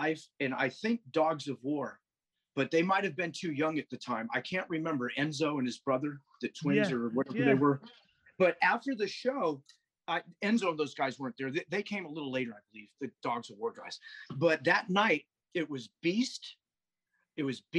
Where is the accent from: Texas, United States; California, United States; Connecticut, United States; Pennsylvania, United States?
California, United States; Sacramento; I'm from Sacramento. Sacramento's biker heaven